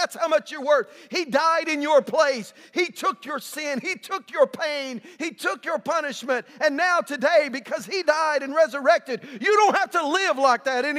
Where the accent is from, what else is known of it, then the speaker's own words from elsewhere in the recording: West Texas, United States; now in Tyler, United States; I'm from West Texas.